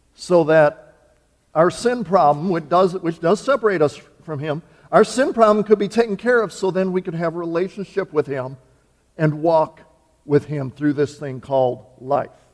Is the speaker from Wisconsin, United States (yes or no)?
yes; Wisconsin, United States; moved away; I was born and raised in Wisconsin, but I'm here in the promised land now